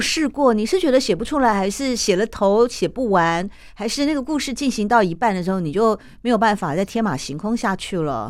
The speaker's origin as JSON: {"language": "Chinese", "country": "Taiwan", "tie": "born or raised there", "said": "我也是台湾出生啊，台湾长大呀，但我的爸爸是从中国大陆来的啊，我们又叫做外省第二代嘛"}